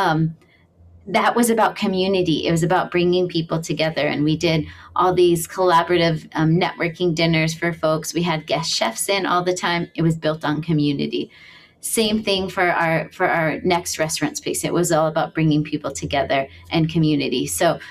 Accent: Missouri, United States; moved away as an adult; now in Hawaii, United States; I'm from Missouri. I moved to Hawaii when I was 19 years old.

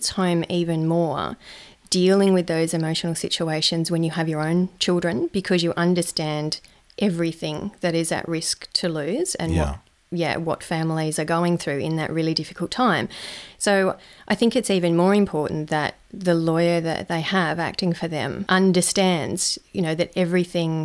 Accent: Lithgow, New South Wales, Australia; moved away; also born or lived in Central Coast, New South Wales; I grew up in a little town in New South Wales called Lithgow

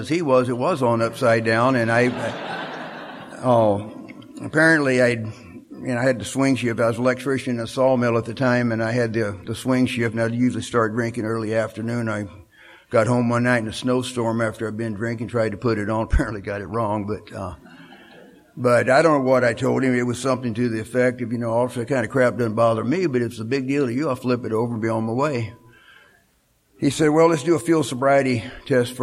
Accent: Katy, Texas, United States; now in Seattle, United States; I grew up in Katy, and I was going to college in Huntsville

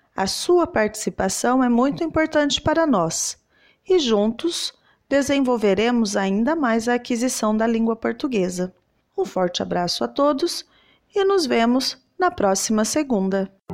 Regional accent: Southeast region, Southeast Brazil, Brazil; eu sou da região Sudeste

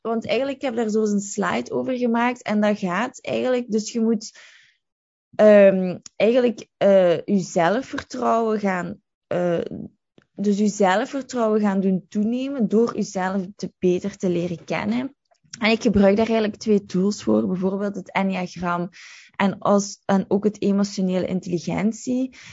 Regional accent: Limburg, Flanders, Belgium; moved away as an adult; also born or lived in London; ik ben van Limburg

